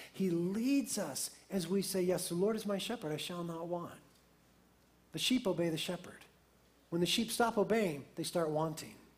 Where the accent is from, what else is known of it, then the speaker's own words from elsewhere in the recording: United States; being American Christians